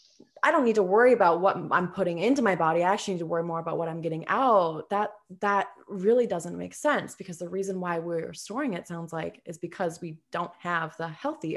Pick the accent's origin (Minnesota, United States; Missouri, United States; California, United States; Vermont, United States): Minnesota, United States; now in Las Vegas, United States; I come from Minnesota, where it's lush and humid, to Vegas, where it's super dry.